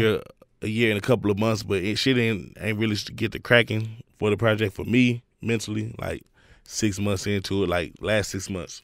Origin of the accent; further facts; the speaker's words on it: Houston, Texas, United States; I grew up the whole Houston movement.